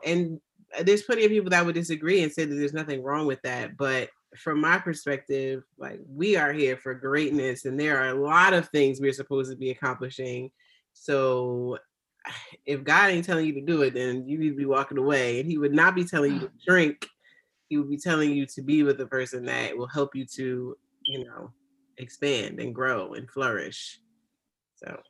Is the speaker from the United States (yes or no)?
yes; United States; I am African American